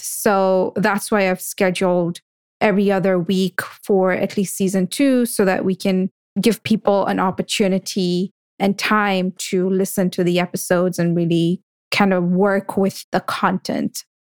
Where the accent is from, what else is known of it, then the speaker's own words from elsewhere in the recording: Kenya; as a Kenyan of Indian descent